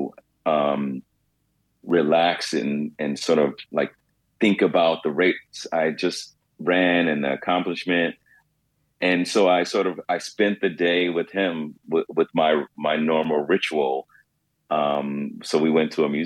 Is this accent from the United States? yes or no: yes; New York City, New York, United States